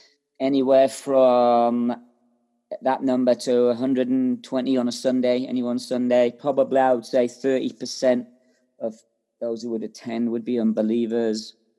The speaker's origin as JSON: {"language": "English", "country": "Ireland", "lives_now": "Scotland", "said": "I am from Ireland, yeah."}